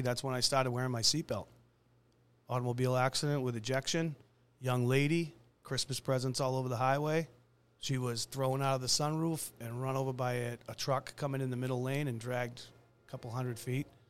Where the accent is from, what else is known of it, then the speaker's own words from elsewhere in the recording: Braintree, Massachusetts, United States; I'm was born and raised in Braintree myself